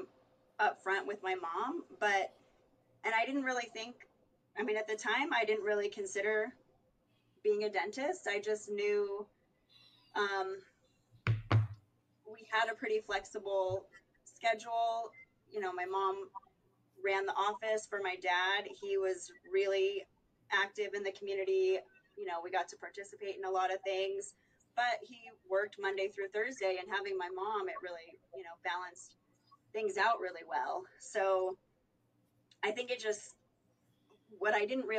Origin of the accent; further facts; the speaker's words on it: Elkhart, Indiana, United States; also born or lived in San Francisco Bay Area, California; growing up in the Midwest